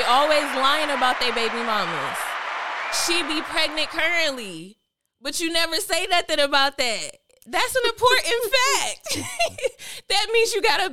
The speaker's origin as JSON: {"language": "English", "region": "North Carolina", "country": "United States", "accent": "North Carolina accent", "said": "I'm from North Carolina. And they be like, that little accent. I don't hear no accent, but you know, every time you somewhere else, everybody hear a little North Carolina accent."}